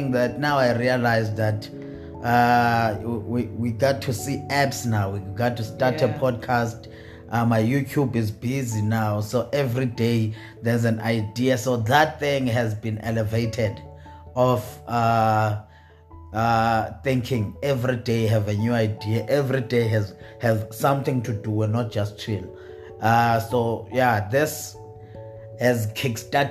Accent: Eastern Cape, South Africa; now in Johannesburg, South Africa; as a comedian now in Joburg, thank God I came from Eastern Cape, because Eastern Cape humbled me

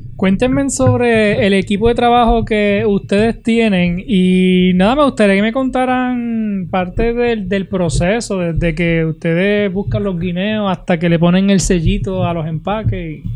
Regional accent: Utuado, Puerto Rico; del pueblo de Utuado, de mi pueblo

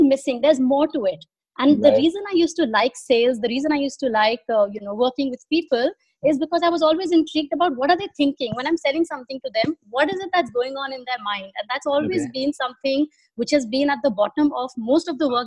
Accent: Delhi, India; moved away as an adult; now in Dubai, United Arab Emirates; I born and brought up in Delhi

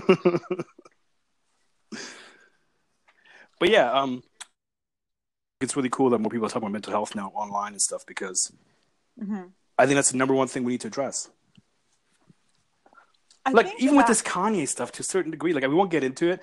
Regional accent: Pakistan; being a Pakistani

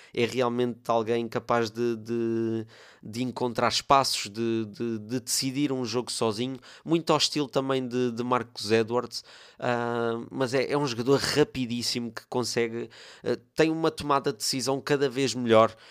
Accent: Torres Vedras, Lisbon, Portugal; eu por acaso sou aqui de Torres Vedras

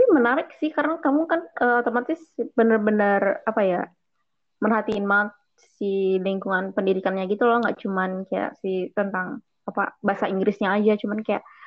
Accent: Bandung, West Java, Indonesia; moved away as an adult; also born or lived in Makassar; gue dari Bandung

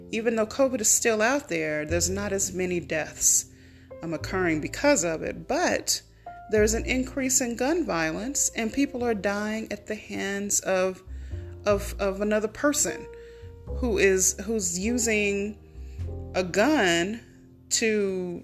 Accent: California, United States; also born or lived in Tulsa, Oklahoma; in California, in my home state, and one of the cities I used to live in, Tulsa, Oklahoma

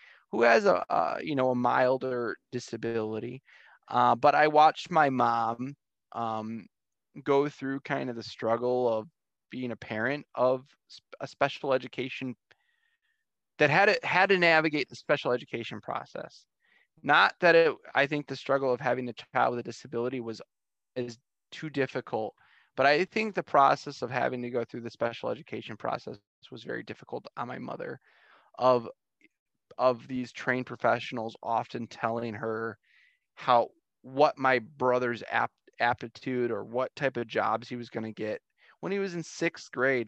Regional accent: St. Clair Shores, Michigan, United States; moved away as an adult; also born or lived in Detroit, Michigan; I'm an East Sider. I grew up in St. Clair Shores

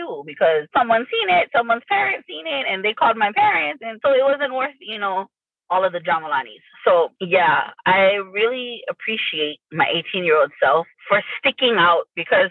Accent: North Shore, Oahu, Hawaii, United States; I grew up in the North Shore on Oahu

